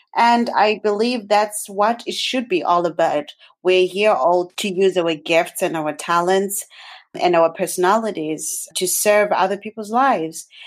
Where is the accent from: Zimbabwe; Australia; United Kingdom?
Zimbabwe; now in Canada; I was born and raised in Zimbabwe